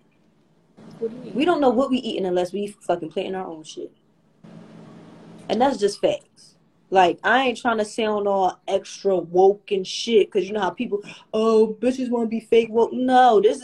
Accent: Philadelphia, Pennsylvania, United States; I'm from Little Philly

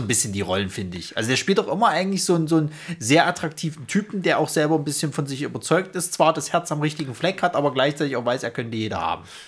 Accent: Saxony, Germany; accent: Saxon

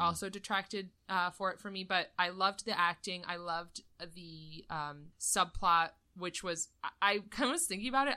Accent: United States

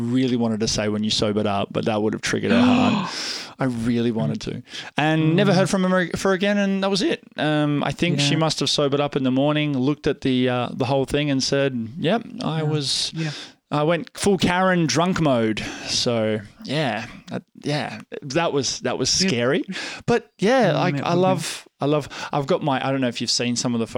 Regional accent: Australia; I'm the Australian photographer on TikTok

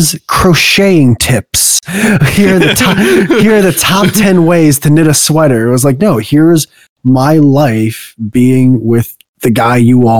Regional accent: New Jersey, United States; I grew up in Jersey

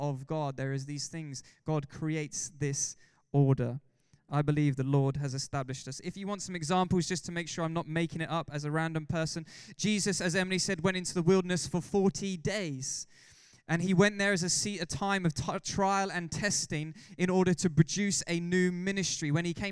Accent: England, United Kingdom; We're all English

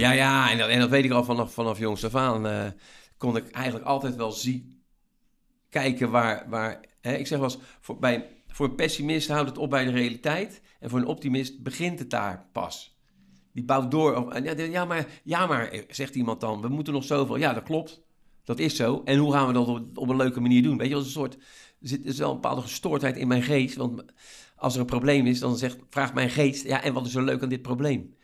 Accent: Rotterdam, South Holland, Netherlands; als Rotterdammer

